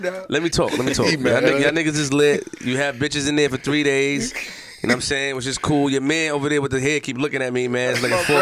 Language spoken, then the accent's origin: English; Queens, New York, United States; But, you know, I hear you. I'm from Queens, though.